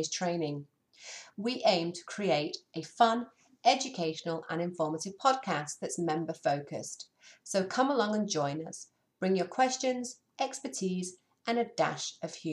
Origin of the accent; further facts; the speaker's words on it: Cheshire, North West England, United Kingdom; Well, I was raised in Cheshire